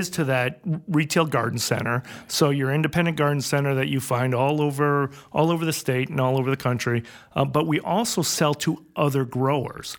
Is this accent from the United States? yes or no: yes; Westport, Connecticut, United States; moved away; also born or lived in New Hampshire; I grew up in Fairfield in Westport, Connecticut, and we were one of the last farmers in that area.